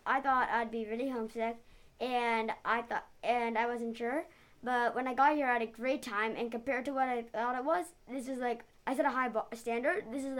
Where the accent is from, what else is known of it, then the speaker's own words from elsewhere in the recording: New York City, New York, United States; New York.